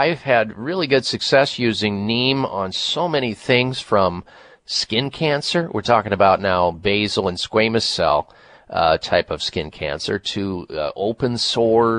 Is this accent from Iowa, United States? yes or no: yes; Iowa, United States; I grew up in Iowa